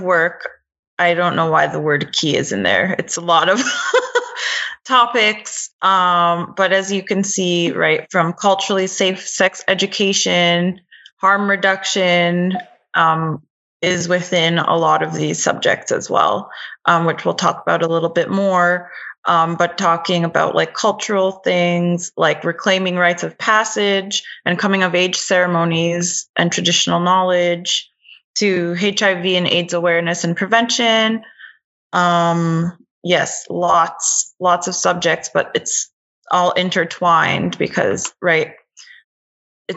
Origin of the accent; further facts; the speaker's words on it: Kahnawake, Quebec, Canada; I'm Mohawk from Ganawage next to Montreal. It's a Mohawk reserve. So I'm glad to be living with my family and around my kin